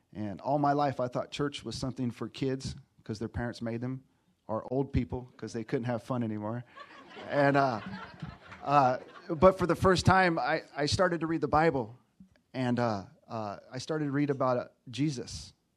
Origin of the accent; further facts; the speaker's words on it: Texas, United States; moved away; also born or lived in Los Angeles / Riverside County; I'm from Texas, been staying in LA, and now I'm in Riverside County